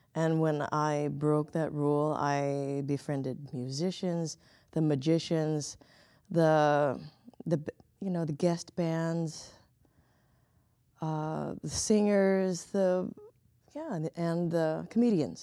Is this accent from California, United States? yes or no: yes; Southern California, United States; moved away as an adult; now in Chicago, United States; I come from Southern California